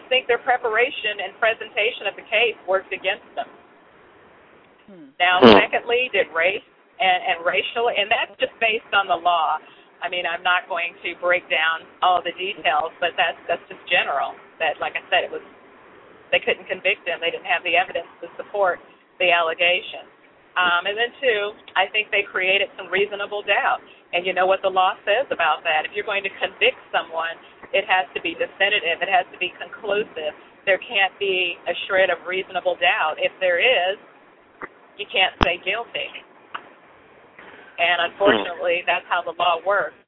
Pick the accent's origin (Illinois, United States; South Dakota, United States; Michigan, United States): Illinois, United States; Chicago; moved away; I grew up in Chicago and in other areas where I had to fight a lot.